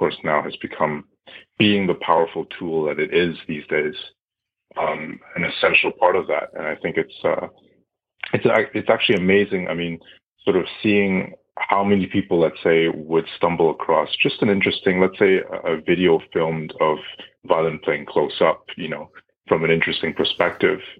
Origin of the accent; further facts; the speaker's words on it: Ottawa, Ontario, Canada; I was born and raised in Ottawa, Canada